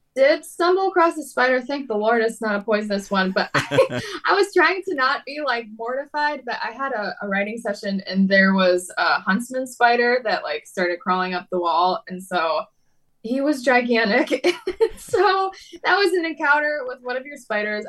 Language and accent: English; Detroit, Michigan, United States; I'm originally from the Detroit area in Michigan, so kind of in the Midwest in the United States, and grew up in church